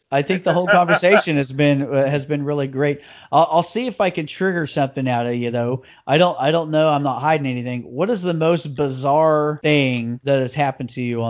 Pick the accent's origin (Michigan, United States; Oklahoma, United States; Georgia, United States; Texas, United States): Oklahoma, United States; we are both from Oklahoma.